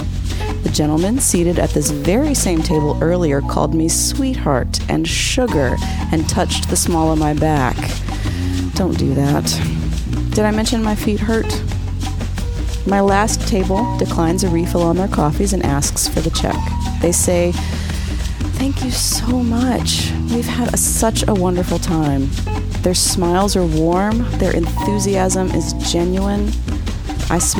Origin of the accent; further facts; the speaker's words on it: Craig County, Virginia, United States; now in Asheville, United States; I'm originally from Craig County, Virginia